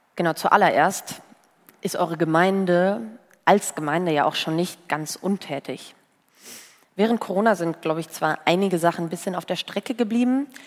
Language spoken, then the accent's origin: German; Bocholt, North Rhine-Westphalia, Germany; Bei uns in Bocholt, in der Stadt, wo ich herkomme